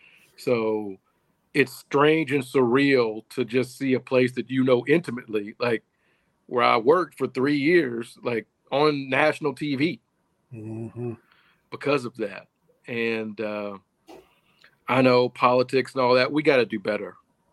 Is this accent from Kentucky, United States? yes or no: yes; Louisville, Kentucky, United States; That's my hometown. The thing about Louisville